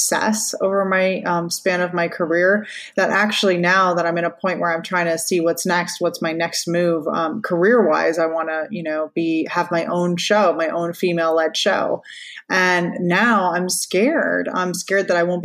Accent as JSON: {"language": "English", "town": "Orlando", "region": "Florida", "country": "United States", "tie": "born or raised there", "also_born_or_lived": "Louisiana", "said": "I was born in Orlando"}